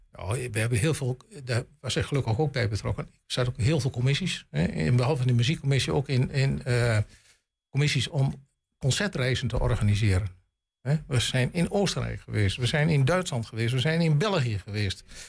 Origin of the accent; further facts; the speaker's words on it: Glanerbrug, Overijssel, Netherlands; moved away as an adult; also born or lived in Rijssen; now in Gronau, Germany; ik ben Gladenbrugge geboren en getogen in Glanenbrugge